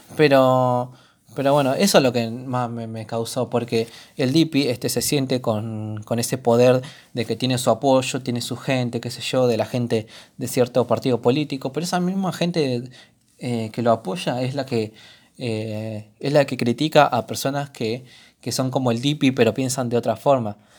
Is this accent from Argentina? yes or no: yes; Argentina; todos los argentinos